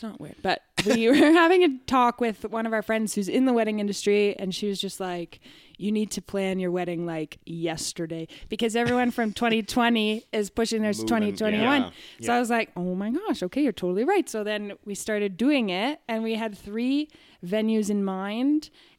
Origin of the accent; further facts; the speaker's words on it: England, United Kingdom; I'm English.